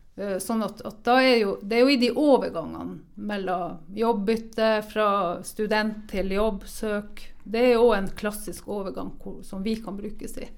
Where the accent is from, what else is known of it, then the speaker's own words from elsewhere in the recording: Norway; Vi har jo virkelig vunnet i Lotto når vi er født i Norge